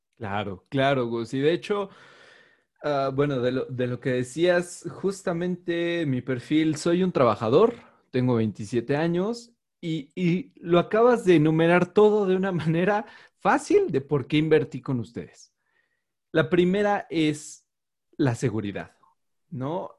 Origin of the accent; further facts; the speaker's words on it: Mexico; yo soy mexicano